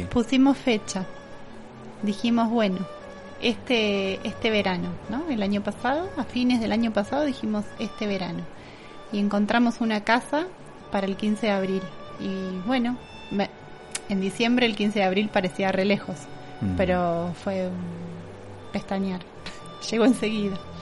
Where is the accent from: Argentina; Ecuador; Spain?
Argentina; La Plata, Buenos Aires Province; moved away as an adult; also born or lived in Saint-Martin-d'Hères, France; now in Capilla del Monte, Argentina; A mis cinco años y viví en La Plata hasta hace cuatro meses.